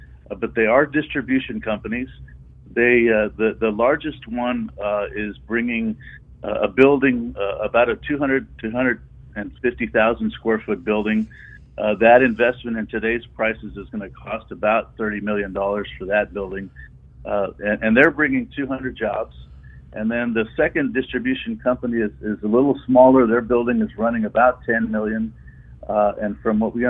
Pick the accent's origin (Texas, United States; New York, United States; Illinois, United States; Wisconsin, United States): Texas, United States; Weslaco; I'm from the Mid-Valley, I'm from Wessico